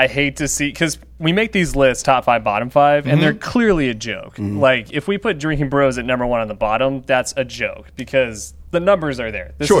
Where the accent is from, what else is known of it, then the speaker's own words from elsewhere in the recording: West Texas, United States; We're probably about as Texas as you could get as far as we're from, like, the oil patch of West Texas, small town.